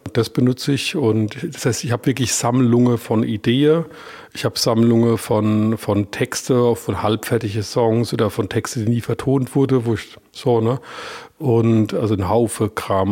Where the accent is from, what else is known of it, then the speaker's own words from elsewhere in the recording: Iggelheim, Rhineland-Palatinate, Germany; accent: Palatine; first language Palatine German; ich bin ja aus Iglem